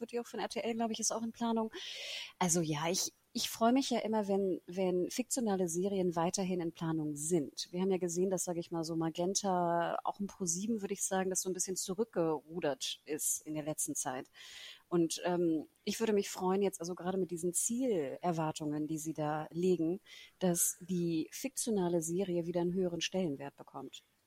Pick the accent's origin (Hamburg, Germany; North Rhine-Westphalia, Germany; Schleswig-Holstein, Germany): Hamburg, Germany; ich als Hamburgerin